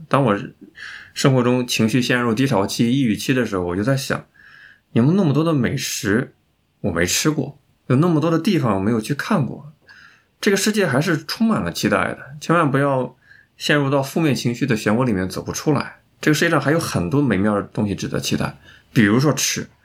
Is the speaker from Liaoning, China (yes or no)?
no; Xuzhou, Jiangsu, China; 跟我家乡有关，江苏徐州